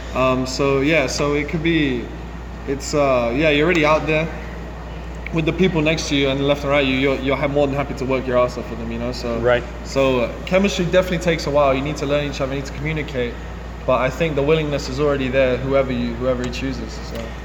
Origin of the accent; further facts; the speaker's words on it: London, United Kingdom; moved away as an adult; now in Louisville, United States; I'm born and raised in England, London, but my dad's parentage from Jamaica and my mom's actually from Italy.